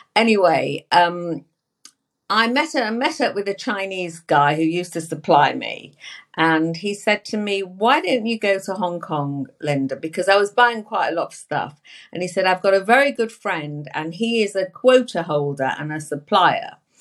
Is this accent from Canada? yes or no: no; England, United Kingdom; I'm from England, you know. I'm from England